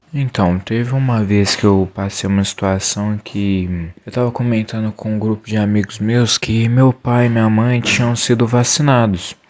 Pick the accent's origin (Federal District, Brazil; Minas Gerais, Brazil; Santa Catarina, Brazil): Minas Gerais, Brazil; Belo Horizonte; sou aqui do Quilombo Souza